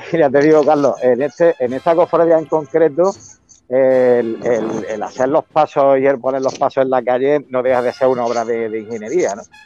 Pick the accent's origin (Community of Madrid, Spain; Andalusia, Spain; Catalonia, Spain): Andalusia, Spain; Córdoba; mi tierra, como también en Córdoba